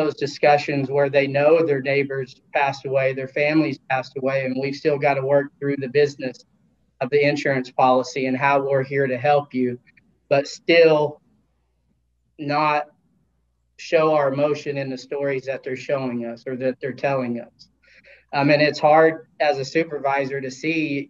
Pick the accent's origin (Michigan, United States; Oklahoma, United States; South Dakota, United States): Oklahoma, United States; I grew up in Oklahoma